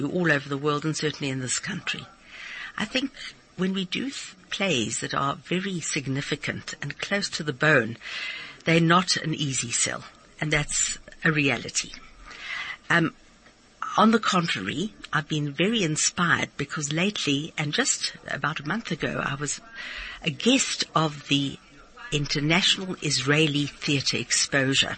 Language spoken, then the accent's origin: English; Pretoria, Gauteng, South Africa; I was from Pretoria, and I was luckily inspired by my art teacher